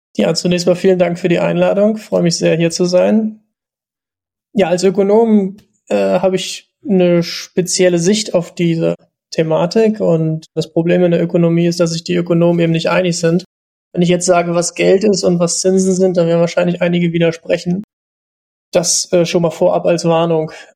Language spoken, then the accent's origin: German; East Germany, Germany; ich bin 88 geboren in der DDR noch